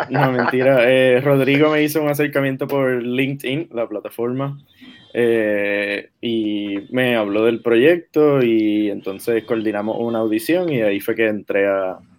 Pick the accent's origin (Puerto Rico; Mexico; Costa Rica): Puerto Rico; Caguas; now in Washington, D.C., United States; Eh, sí, bueno, soy puertorriqueño, ahora estoy viviendo en Washington, D.C., pero sí, pero soy de Caguas.